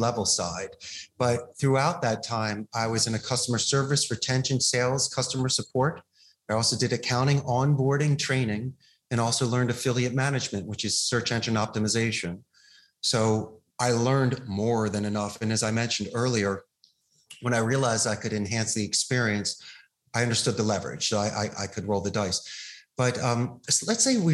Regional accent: Philadelphia, Pennsylvania, United States; now in Costa Rica; growing up in Philadelphia

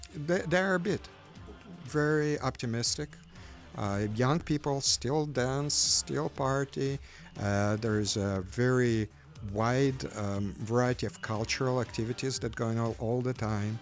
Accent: Ukraine; now in Chicago, United States; buildings where I lived while growing up in Ukraine

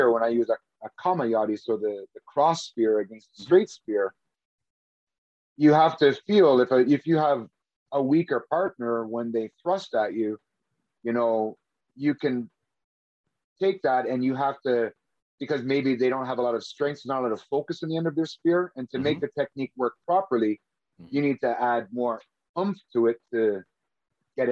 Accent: Canada; I'm from Canada

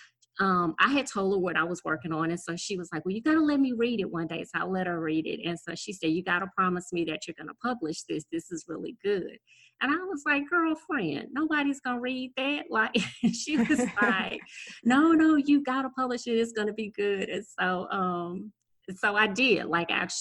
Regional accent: Gonzales, Louisiana, United States; I am from South Louisiana. So I'm 60 miles outside of New Orleans

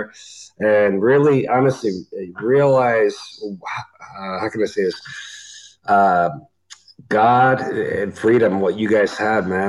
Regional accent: Canada; As a Canadian

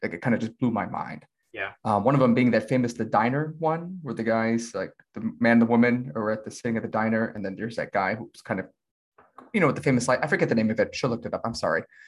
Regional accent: Chicago, Illinois, United States; As a Chicagoan

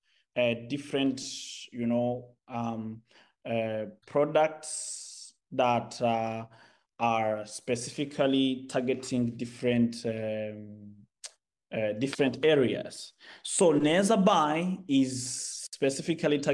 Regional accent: Rwanda; moved away as an adult; now in China; I'm from Rwanda

